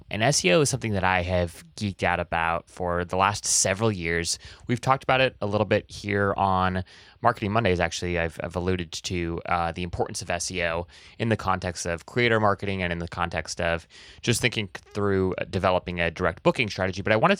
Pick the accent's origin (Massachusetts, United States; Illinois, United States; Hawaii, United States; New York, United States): Hawaii, United States; I have this weird thing where I grew up in Hawaii, and so people, we just said like guys for everything, right?